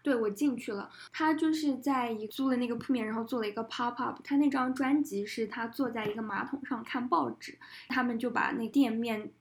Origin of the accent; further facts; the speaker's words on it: China; 我们是从中国来的